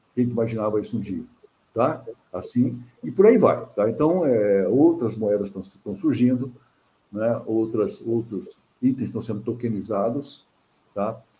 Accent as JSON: {"language": "Portuguese", "region": "Minas Gerais", "country": "Brazil", "said": "eu também sou mineiro"}